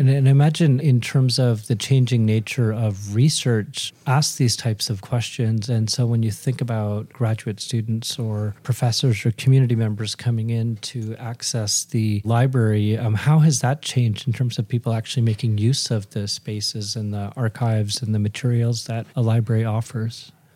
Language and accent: English; Williams Lake, British Columbia, Canada; I grew up in Williams Lake